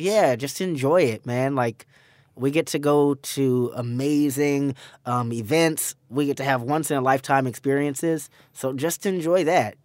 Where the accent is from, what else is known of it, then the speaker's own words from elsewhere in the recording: Pasadena, California, United States; Pasadena, California